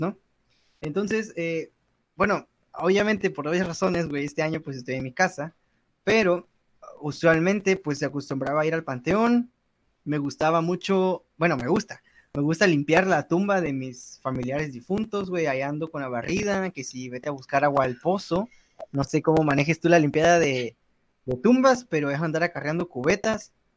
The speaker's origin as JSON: {"language": "Spanish", "country": "Mexico", "said": "como buenos mexicanos"}